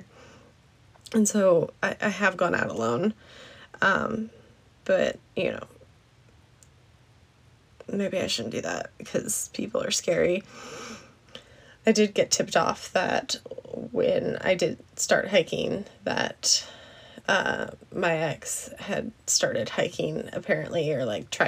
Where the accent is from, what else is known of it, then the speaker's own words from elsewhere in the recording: Alaska, United States; moved away; I grew up in Alaska